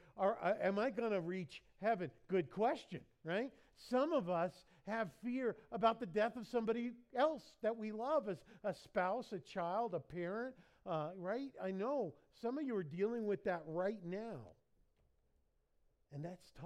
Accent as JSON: {"language": "English", "country": "United States", "said": "I'm American"}